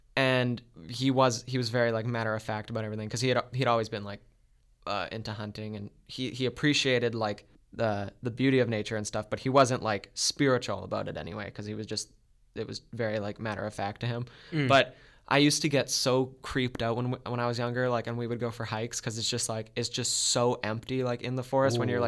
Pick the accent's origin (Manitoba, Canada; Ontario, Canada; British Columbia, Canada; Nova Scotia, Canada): Manitoba, Canada; Beausejour; So I used to go for walks like almost every night around my hometown. It's a small town, Beausejour. It's about, I think it was about 3,000 people when I lived there.